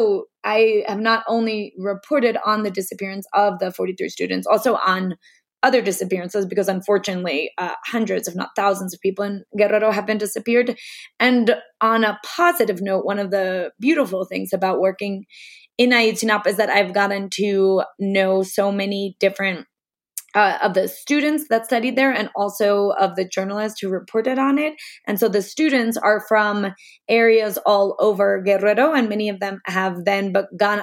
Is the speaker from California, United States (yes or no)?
no; New York City, New York, United States; moved away as an adult; now in Mexico; I'm originally from New York City, and I've been living and working in Mexico for the past 10 years